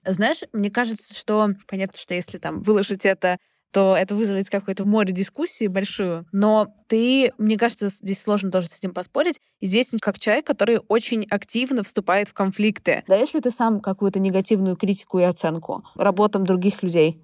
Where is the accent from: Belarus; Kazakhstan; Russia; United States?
Russia; Saint Petersburg; Я сама петербурженка